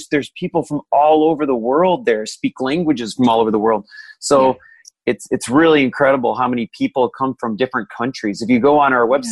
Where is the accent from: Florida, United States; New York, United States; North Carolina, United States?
Florida, United States; I'm from Florida